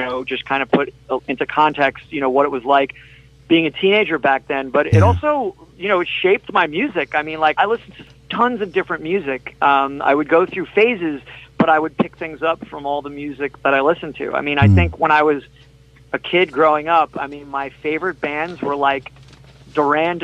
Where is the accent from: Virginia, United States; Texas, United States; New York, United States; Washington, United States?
New York, United States; Long Island; That particular part of my hometown